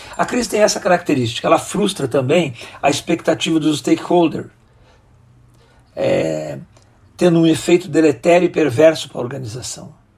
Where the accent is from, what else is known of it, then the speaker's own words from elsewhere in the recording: Rio Grande do Sul, Brazil; moved away as an adult; also born or lived in Brasília; sou natural do Rio Grande do Sul